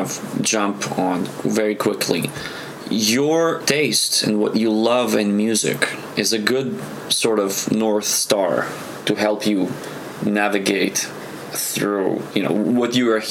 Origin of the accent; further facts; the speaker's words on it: Israel; also born or lived in Soviet Union; now in Los Angeles, United States; growing up in Israel